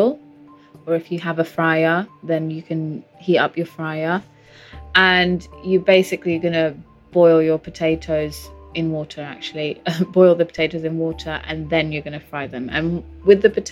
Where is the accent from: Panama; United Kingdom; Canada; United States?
United Kingdom; London; also born or lived in Portugal; I've lived in London since I was about 4 when my parents moved there from Portugal